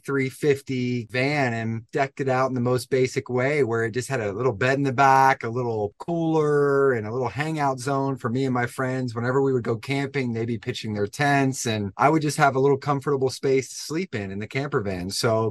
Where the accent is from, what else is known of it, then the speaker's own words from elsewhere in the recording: East Coast, United States; I had a big friend group growing up on the East Coast.